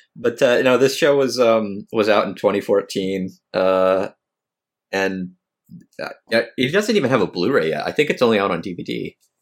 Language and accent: English; United States; I'm American.